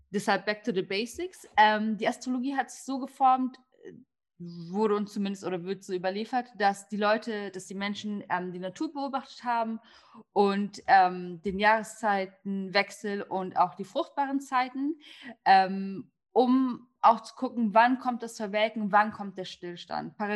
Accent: Turkey; ähm, ich bin damit aufgewachsen. Ähm, ich bin Türkin und in unserer Kultur, sage ich jetzt mal ganz salopp, ist es gar nicht so was Außergewöhnliches, sich mit Sternzeichen, Kaffeesalz etc. zu beschäftigen.

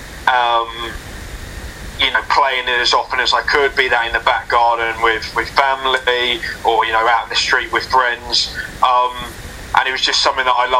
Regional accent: South England, United Kingdom; I'm from South England, and there weren't actually many like big Premier League clubs near me growing up

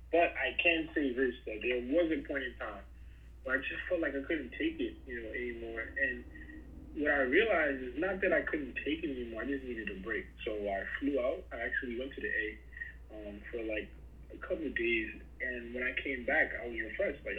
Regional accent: New York City, New York, United States; as a New Yorker, born and raised and lived there all my life

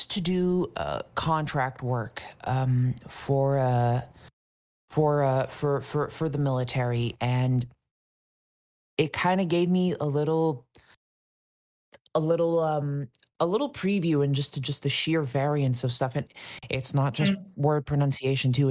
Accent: United States; I am a stupid American

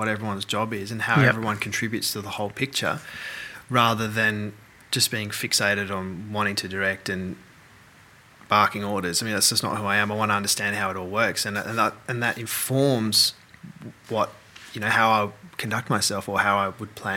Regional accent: Melbourne, Victoria, Australia; moved away as an adult; I'm from Melbourne.

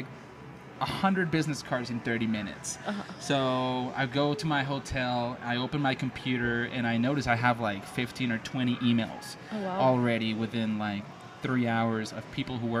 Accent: Mexico; I'm from Mexico

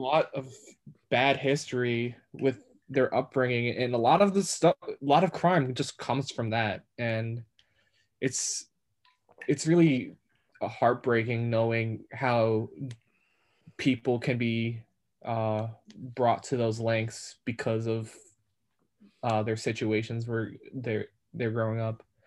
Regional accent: New York, United States; I'm a New Yorker. I've been in New York my entire life

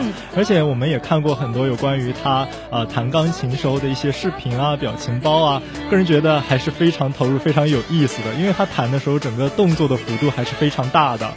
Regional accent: Qingdao, Shandong, China; 我们的家乡，就是青岛即墨

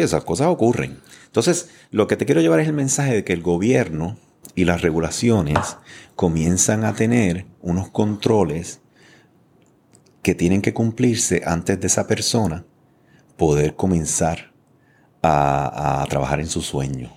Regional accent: San Juan, Puerto Rico; yo me crié aquí detrás en Floral Park, lo digo mm. todo el mundo, ¿verdad? Ahí estaban las gladiolas, eh, o sea, estaba Jurutungo, Quintana. Yo me crié ahí, una familia inmigrante con cuatro hermanos

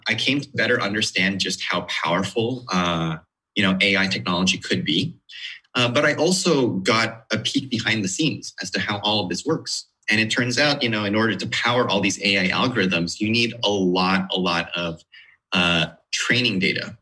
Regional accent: outside of Seattle, Washington, United States; moved away as an adult; now in Sunnyvale, United States; I grew up outside of Seattle

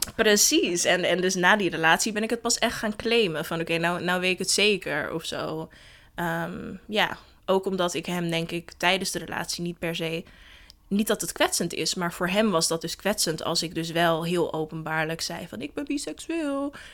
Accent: Den Helder, North Holland, Netherlands; moved away as an adult; ik ben geboren in Den Helder en daar opgegroeid.

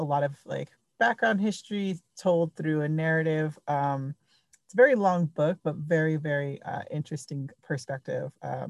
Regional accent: Coyote Canyon, New Mexico, United States; first language Navajo; English is a second language; moved away; I'm from Coyote Canyon, New Mexico, and was raised on the Navajo Nation

